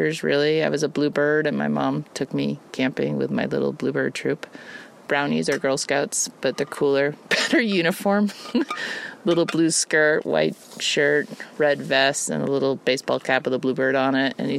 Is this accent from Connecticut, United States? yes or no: yes; Connecticut, United States; also born or lived in New York; I was born in New York and lived there till I was three, and then we moved to Connecticut.